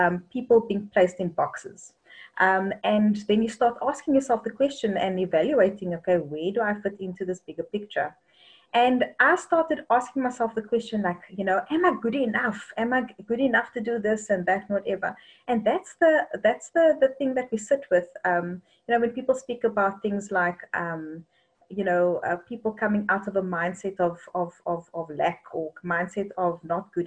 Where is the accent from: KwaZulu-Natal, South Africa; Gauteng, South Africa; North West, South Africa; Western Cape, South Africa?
Western Cape, South Africa; Cape Town; I actually come from Cape Town, in a little place called Lotus River, which is on the Cape Flats